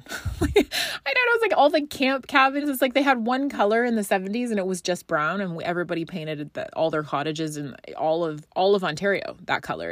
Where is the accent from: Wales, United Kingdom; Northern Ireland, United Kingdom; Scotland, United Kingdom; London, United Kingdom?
Scotland, United Kingdom; now in Canada; I grew up in Scotland